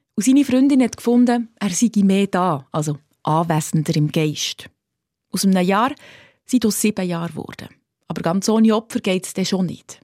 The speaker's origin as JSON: {"language": "German", "country": "Switzerland"}